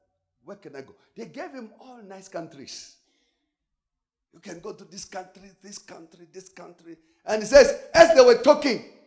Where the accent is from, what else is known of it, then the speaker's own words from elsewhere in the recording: South Africa; I'm South African